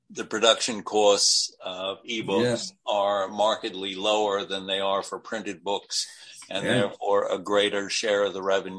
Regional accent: New England, United States; I come from New England. I know this philosophy.

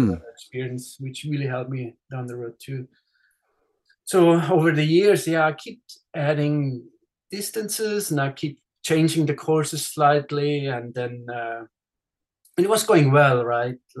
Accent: Switzerland; English is a second language; moved away as an adult; now in Southern California, United States; with my accent, I'm actually Swiss. So I was born in Switzerland and I grew up there. And actually, I grew up right at the race course of the Swiss Alps 100.

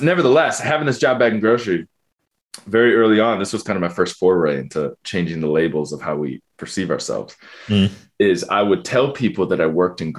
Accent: Ann Arbor, Michigan, United States; growing up in Ann Arbor.

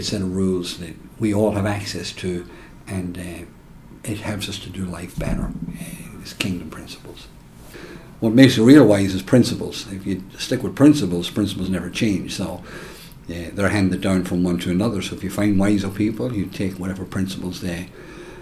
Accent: Ireland; now in United States; I'm from Ireland, born and reared

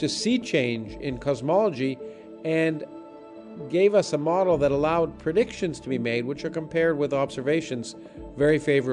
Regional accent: New York, United States; I was born in New York

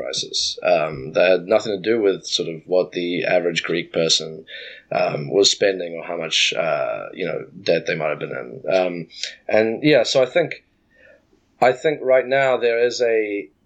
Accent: New Zealand; my home country of New Zealand

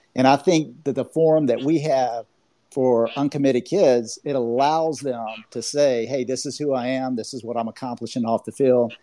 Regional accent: Georgia, United States; accent: Southern; I have a little bit of a Southern accent. I'm from Georgia

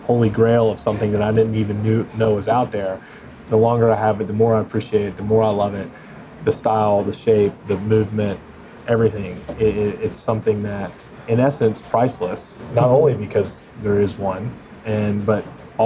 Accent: East Coast, United States; We're on the West Coast, and I'm from the East Coast

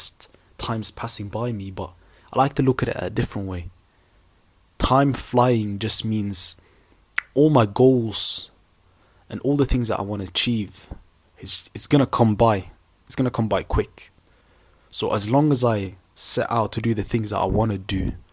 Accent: Sweden; now in United Kingdom; I grew up in Sweden in a small town, and I moved to a different town, then I moved to the UK, then I moved to a different city

